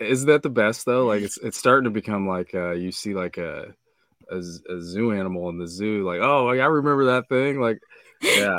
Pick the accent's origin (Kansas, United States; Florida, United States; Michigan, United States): Kansas, United States; I'm from the Midwest, uh, Kansas